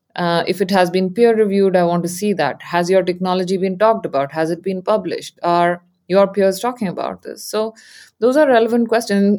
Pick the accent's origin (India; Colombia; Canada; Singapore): India; moved away as an adult; now in San Francisco Bay Area, United States; I grew up in India and I came here for graduate studies